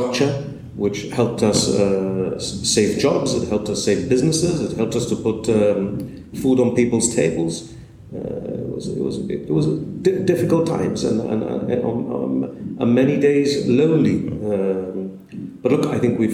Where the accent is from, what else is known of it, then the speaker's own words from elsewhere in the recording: Gibraltar; I've been in Gibraltar all my life.